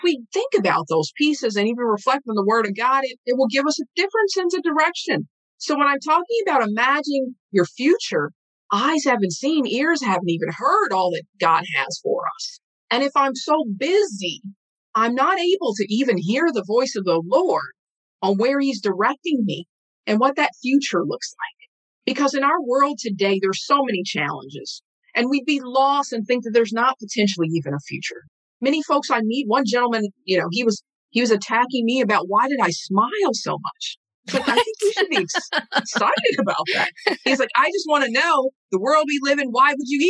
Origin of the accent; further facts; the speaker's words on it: Saint Paul, Minnesota, United States; I'm from a small community, a small hometown here in Rondo